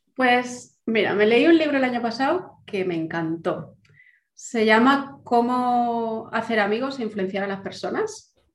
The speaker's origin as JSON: {"language": "Spanish", "town": "Valencia", "region": "Valencian Community", "country": "Spain", "also_born_or_lived": "Germany / England", "moved": "as an adult", "said": "Yo soy de Valencia, pero bueno, parte de mi corazón también es de Madrid."}